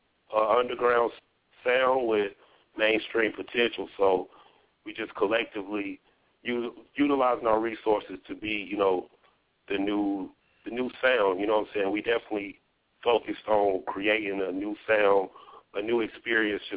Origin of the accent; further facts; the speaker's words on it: upstate South Carolina, United States; I'm from upstate South Carolina